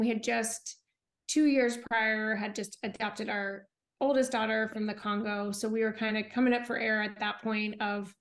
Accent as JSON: {"language": "English", "town": "Orlando", "region": "Florida", "country": "United States", "moved": "as an adult", "lives_now": "Bentonville, United States", "said": "I'm actually from Orlando"}